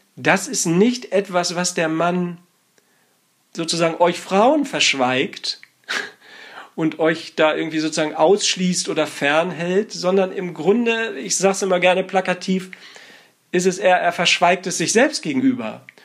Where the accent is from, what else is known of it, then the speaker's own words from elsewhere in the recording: Northern Germany, Germany; ich bin aus Norddeutschland, da sagt man einfach nur mm